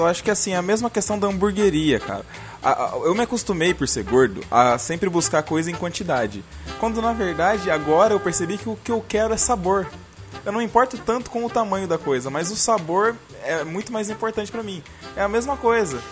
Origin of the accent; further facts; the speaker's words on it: Paulínia, São Paulo, Brazil; Na cidade que eu nasci